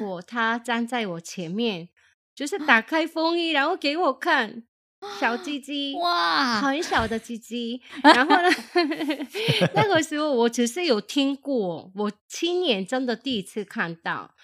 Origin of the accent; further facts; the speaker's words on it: South Korea; now in Taiwan; 我是从韩国来的